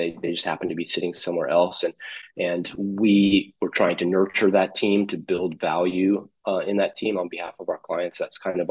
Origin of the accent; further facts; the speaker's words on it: United States; also born or lived in Japan; now in Philippines; I was born in the United States. I'm American